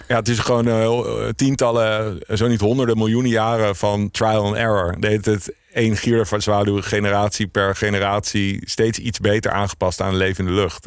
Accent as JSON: {"language": "Dutch", "town": "The Hague", "region": "South Holland", "country": "Netherlands", "moved": "yes", "lives_now": "Amsterdam, Netherlands", "said": "ik, ik kom uit Scheveningen. Dus, eh, Scheveningen, Den Haag"}